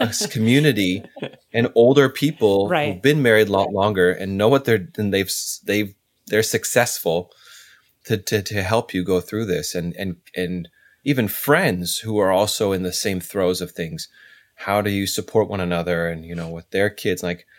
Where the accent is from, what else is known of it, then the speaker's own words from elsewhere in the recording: California, United States; You know, I'm originally from California. I moved all over.